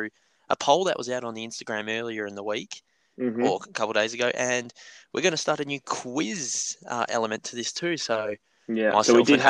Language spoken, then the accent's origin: English; Perth, Western Australia, Australia; we're from Perth in Western Australia, and we're currently in a lockdown at the moment